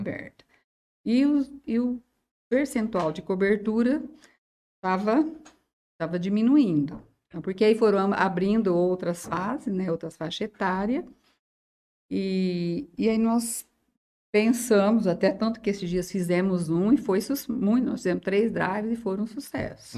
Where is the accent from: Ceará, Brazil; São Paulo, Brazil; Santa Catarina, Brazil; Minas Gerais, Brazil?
São Paulo, Brazil; Jales; Eu nasci aqui em Jales, assim, nasci na zona rural de Jales